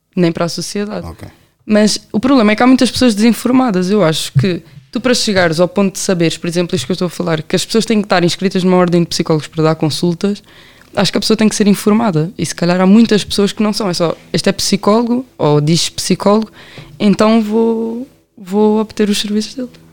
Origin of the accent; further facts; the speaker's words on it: Amadora, Lisbon, Portugal; also born or lived in Belém, Lisbon; nasci em Belém, mas sempre nasci, sempre cresci na Amadora